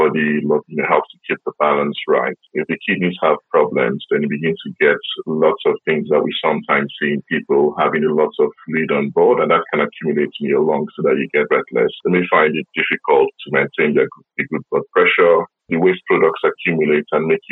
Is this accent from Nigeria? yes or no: yes; Nigeria; now in United Kingdom; I'm originally from Nigeria, which means I have an Afro-Caribbean heritage.